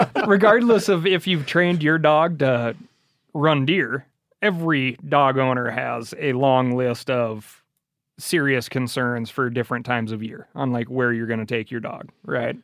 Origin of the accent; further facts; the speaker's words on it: Missoula, Montana, United States; That was, like, fifth grade growing up in Missoula, Montana